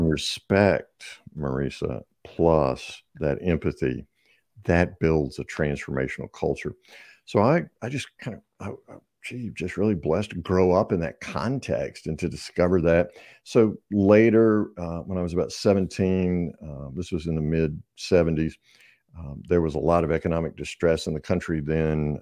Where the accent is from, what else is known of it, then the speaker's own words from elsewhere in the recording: the South, United States; I'm obviously from the South, so we have lots of colloquialisms.